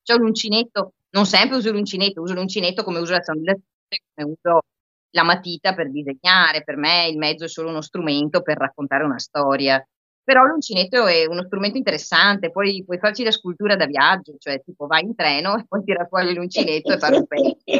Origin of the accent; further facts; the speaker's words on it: Vicenza, Veneto, Italy; moved away; essendo io vicentina di origini, poi insomma vabbè, ci spostiamo tutti molto